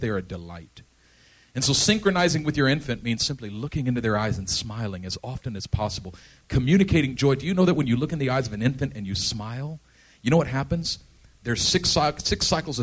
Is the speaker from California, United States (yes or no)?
yes; Oakland, California, United States; I grew up in East Oakland.